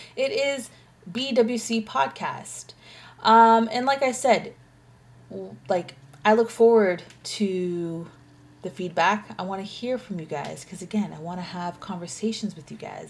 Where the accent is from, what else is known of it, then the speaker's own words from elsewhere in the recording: Canada; as a Canadian living in Canada